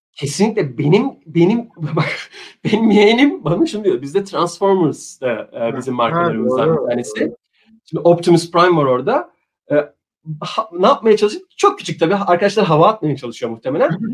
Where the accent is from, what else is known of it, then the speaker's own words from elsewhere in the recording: Turkey; moved away as an adult; also born or lived in Frankfurt, Germany / London, United Kingdom / Dubai, United Arab Emirates; now in Japan; bir Türk olarak